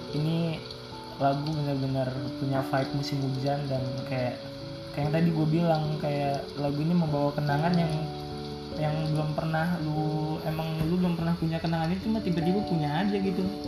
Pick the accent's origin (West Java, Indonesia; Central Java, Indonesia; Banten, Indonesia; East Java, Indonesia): Banten, Indonesia; South Tangerang; Kita mah orang Betawi